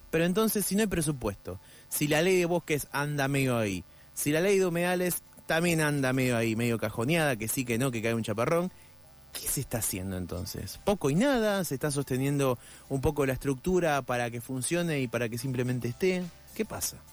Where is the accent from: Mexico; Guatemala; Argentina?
Argentina; los que habitamos Argentina somos los argentinos